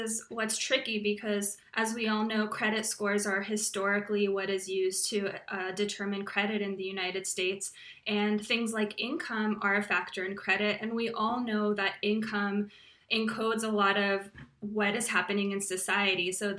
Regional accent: Slovakia; born there; moved away; also born or lived in Austria / Canada; I was born in Slovakia, which was a communist country, and my family escaped, and we were refugees for a while. We lived in Austria and then Canada eventually.

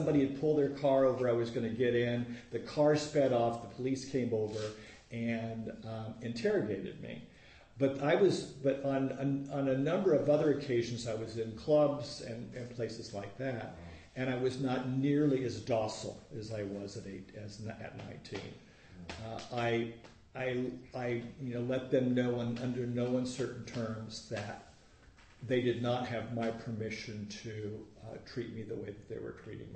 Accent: Los Angeles, California, United States; I grew up in Woodland Hills

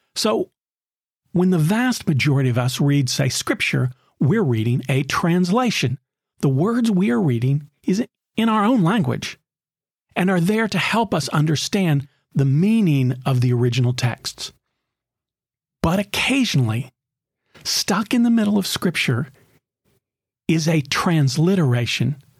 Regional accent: Knoxville, Tennessee, United States; When I was a teenager growing up in Knoxville, Tennessee

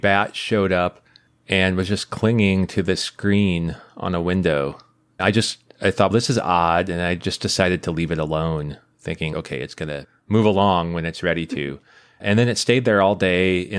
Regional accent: Midwest, United States; moved away; I grew up in the Midwest

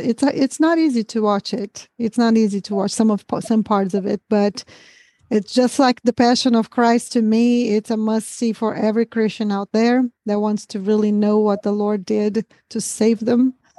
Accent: Brazil; English is a second language; moved away; almost 25 years that I live here, ever had anybody guessed that I was a Brazilian. So, I can't hear my accent, of course

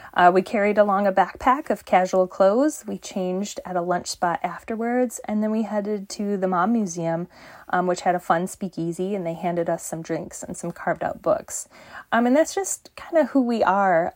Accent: Michigan, United States; Michigan on it, uh, my home state

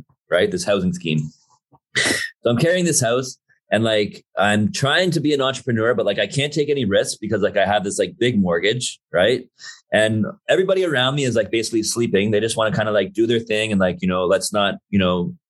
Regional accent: Toronto, Ontario, Canada; moved away as an adult; now in Vancouver, Canada; I grew up in Toronto for 35 plus years.

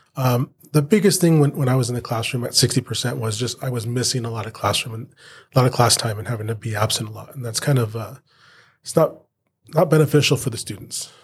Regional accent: Banning, California, United States; I was born and raised in Banning, born at the Pass Hospital down here. Um, spent all my life here

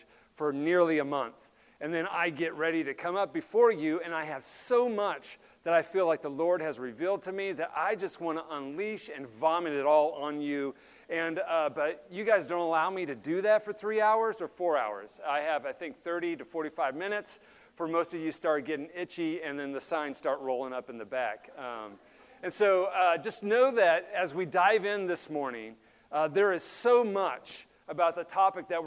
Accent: Wasilla, Alaska, United States; moved away; I grew up in Alaska, and for those who live in the lower 48, you might not understand what takes place on a playground during recess time in a very cold, remote area. It's not really remote. It's Wasilla, Alaska, where I grew up

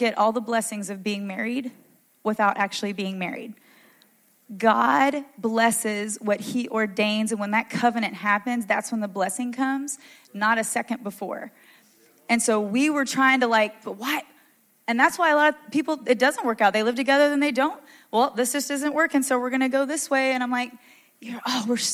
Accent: the South, United States; I grew up in the South where I went to church every Sunday.

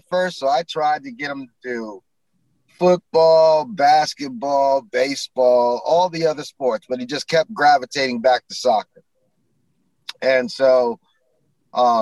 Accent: New York City, New York, United States; now in Silver Spring, Maryland, United States; I grew up in New York City.

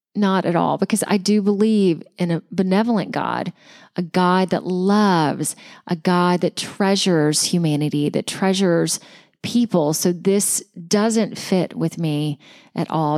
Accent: Georgia, United States; my home state of Georgia

